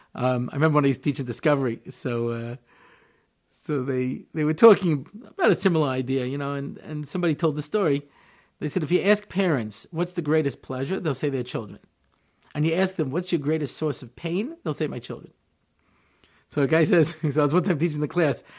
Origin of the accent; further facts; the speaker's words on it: Long Island, New York, United States; moved away as an adult; now in Israel; I'm originally from Long Island, New York, and I moved to Hartzell in nineteen eighty-eight